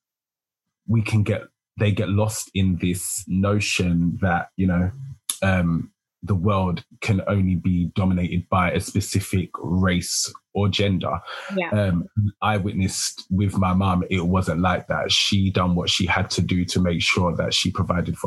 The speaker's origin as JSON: {"language": "English", "country": "United Kingdom", "said": "I'm a British fashion designer"}